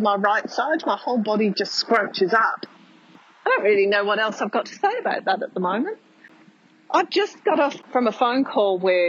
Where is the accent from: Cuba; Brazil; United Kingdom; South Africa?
United Kingdom; now in Australia; I'm British